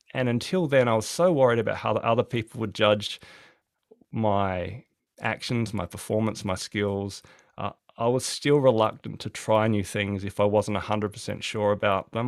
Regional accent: Adelaide, South Australia, Australia; now in Hobart, Australia; I'm from Adelaide originally, so I used to love the warmth

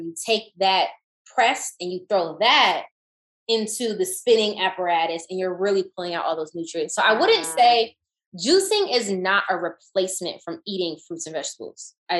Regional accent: the South, United States; especially growing up in the South

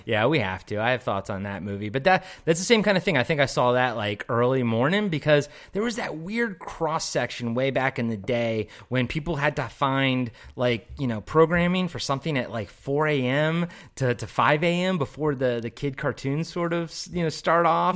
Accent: Maryland, United States; I'm from Maryland, the East Coast

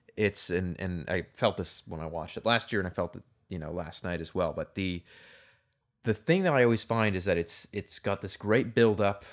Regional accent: Canada

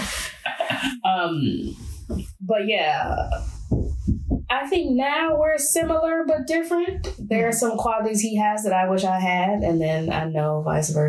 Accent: Chicago, Illinois, United States; moved away as an adult; now in France; I grew up in Chicago, Illinois

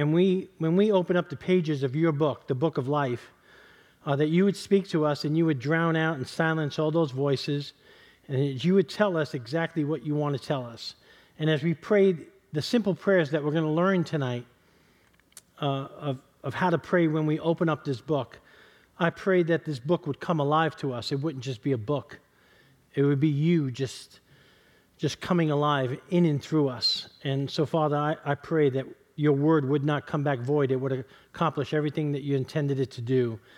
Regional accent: East Harlem, New York, United States; I want to dedicate tonight's service to a buddy of mine that I grew up with in East Harlem.

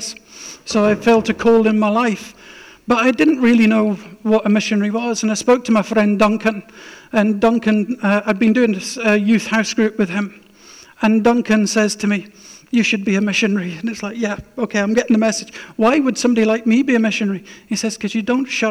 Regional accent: Scotland, United Kingdom; also born or lived in Arctic Norway; now in Norway; I'm a Scot

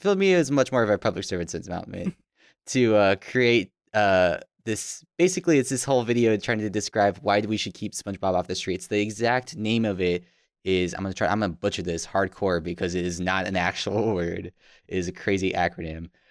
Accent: Tucson, Arizona, United States; growing up in Tucson

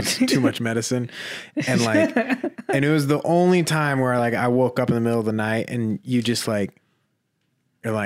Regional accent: Sioux Falls, South Dakota, United States; I'm from here in Sioux Falls

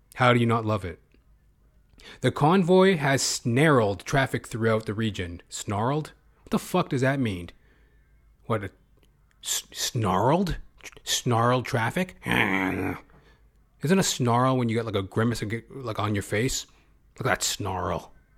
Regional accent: Edmonton, Alberta, Canada; As I am a Canadian myself. Born and bred, Edmonton, Alberta

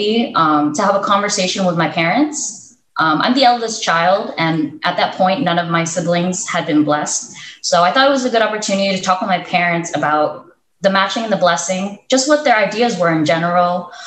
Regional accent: United States; moved away as an adult; also born or lived in Philippines; I grew up in the States. I was born and raised here

